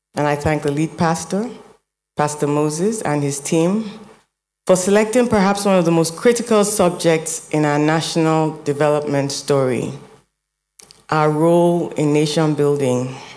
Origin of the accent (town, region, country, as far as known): Nigeria